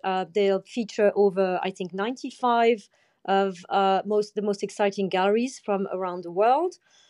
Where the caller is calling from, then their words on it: London, United Kingdom; From gray and rainy London.